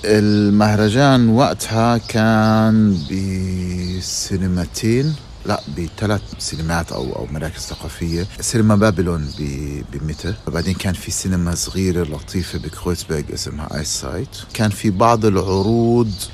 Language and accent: Arabic; Palestine; moved away as an adult; now in Germany; أنا من فلسطين